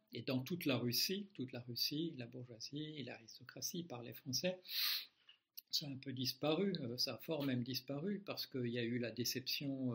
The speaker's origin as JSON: {"language": "French", "country": "Belgium", "moved": "as an adult", "said": "Beaucoup de gens croient que j'habite toujours en Belgique. Non, je l'ai quitté à l'âge de, à l'âge de 26 ans"}